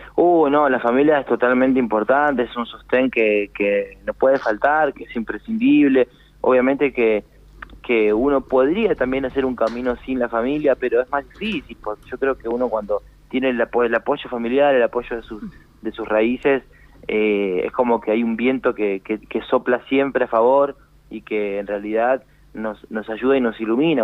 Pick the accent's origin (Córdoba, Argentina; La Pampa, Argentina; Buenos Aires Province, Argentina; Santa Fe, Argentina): Buenos Aires Province, Argentina; Florencio Varela; moved away as an adult; now in Tucumán, Argentina; en Florencio Varela, donde es mi familia, donde soy yo mm. siempre. Pero bueno, este, hoy en día estoy radicado acá y bueno, muy contento de de sentirme como un tucumano más